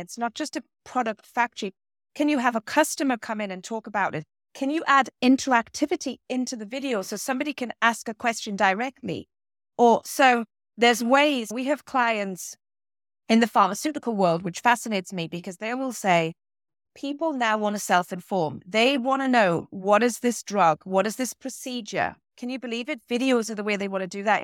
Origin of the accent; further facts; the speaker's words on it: small town between Newcastle and Durham, North East England, United Kingdom; accent: British; moved away as an adult; also born or lived in London / Boston; now in Concord, Massachusetts, United States; I am from the northeast of England, a very little town in between what is known as Newcastle and Durham